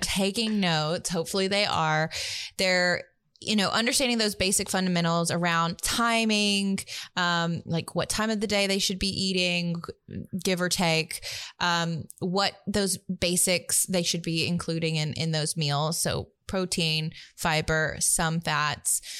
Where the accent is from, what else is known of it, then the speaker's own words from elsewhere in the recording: Tuscaloosa, Alabama, United States; I grew up in Tuscaloosa, Alabama, middle of the South